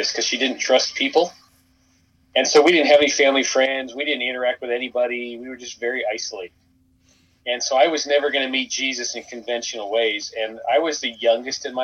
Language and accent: English; Thousand Oaks, California, United States; In Thousand Oaks, California